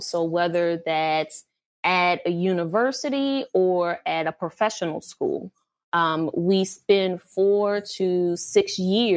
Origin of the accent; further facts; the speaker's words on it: New Orleans, Louisiana, United States; moved away as an adult; also born or lived in Georgia / North Carolina / Texas; now in California, United States; I was born and raised in New Orleans, Louisiana